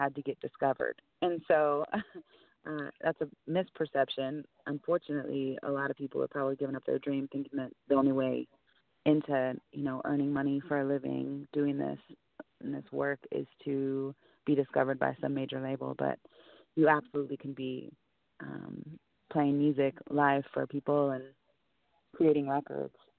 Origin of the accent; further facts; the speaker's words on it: Portland, United States; Portland, where I'm from.